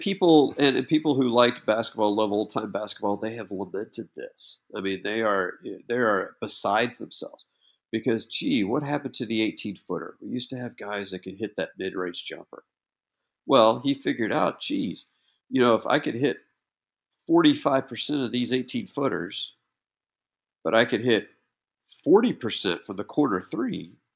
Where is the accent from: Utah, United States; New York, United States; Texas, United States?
Texas, United States; being from Texas